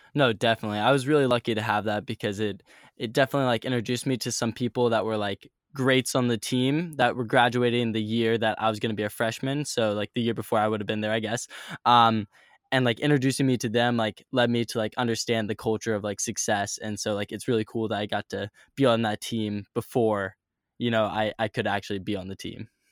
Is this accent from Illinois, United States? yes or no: no; Richmond, Virginia, United States; moved away as an adult; my hometown is Richmond, Virginia, and it is just a cool little town in Virginia, and I grew up